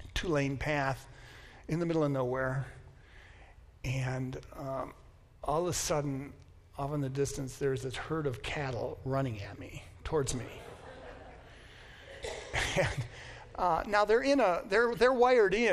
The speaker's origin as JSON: {"language": "English", "country": "United States", "said": "as an American, I'm taught from the beginning that I am self-sufficient"}